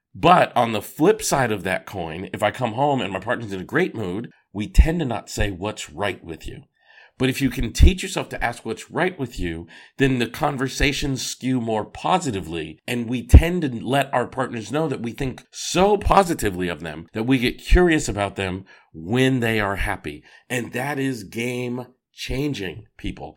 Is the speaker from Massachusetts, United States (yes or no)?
yes; Boston, Massachusetts, United States; I grew up in Boston, Massachusetts